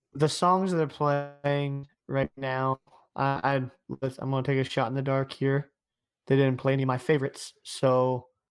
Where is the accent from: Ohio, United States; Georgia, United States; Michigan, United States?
Ohio, United States; I'm from Ohio.